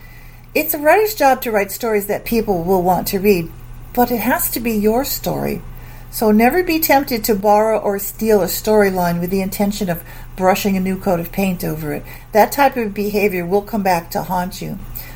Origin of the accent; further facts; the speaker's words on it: Springfield, Massachusetts, United States; Massachusetts. Springfield, Massachusetts.